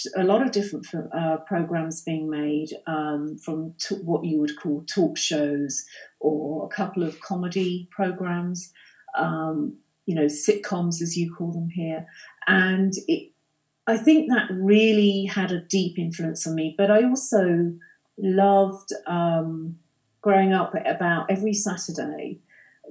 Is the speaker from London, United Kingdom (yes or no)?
yes; London, United Kingdom; moved away as an adult; I'm not a native. I grew up in London